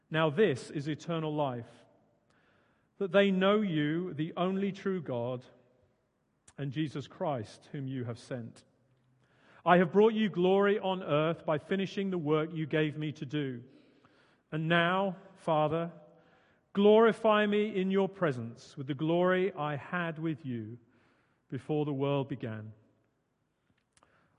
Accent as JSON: {"language": "English", "area": "Suffolk", "region": "East of England", "country": "United Kingdom", "also_born_or_lived": "Hawley, Surrey", "moved": "yes", "lives_now": "Guildford, United Kingdom", "said": "originally I'm from Suffolk"}